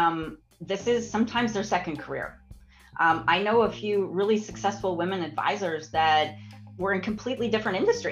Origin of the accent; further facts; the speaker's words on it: Alberta, Canada; I was born and raised in Alberta